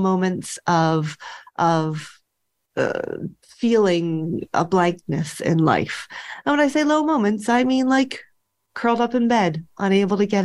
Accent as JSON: {"language": "English", "town": "Philadelphia", "region": "Pennsylvania", "country": "United States", "tie": "born or raised there", "moved": "as an adult", "said": "I grew up in Philadelphia and then moved away."}